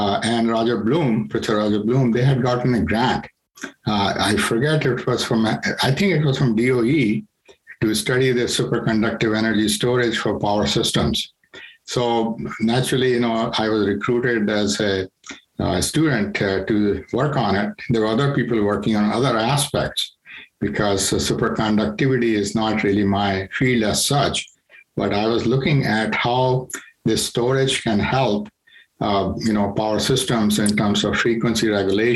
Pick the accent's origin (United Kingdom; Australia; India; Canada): India; moved away; I'm from India